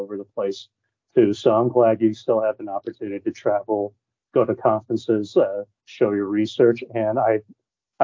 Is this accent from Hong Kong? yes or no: yes; Hong Kong; now in United States; I grew up in Hong Kong